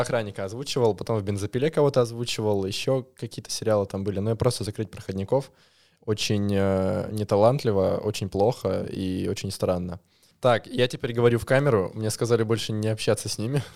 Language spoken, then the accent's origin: Russian; Moscow, Russia; Я звукорежиссер из Москвы. Или с Москвы